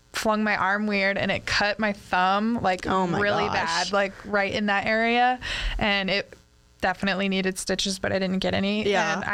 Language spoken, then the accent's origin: English; United States; also born or lived in Winnipeg, Canada; I was a recruit from the States